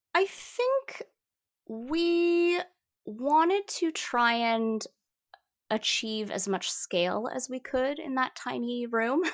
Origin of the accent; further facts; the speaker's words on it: Toronto, Ontario, Canada; first language Mandarin; English is a second language; moved away as an adult; now in Vancouver, Canada; I was raised in Toronto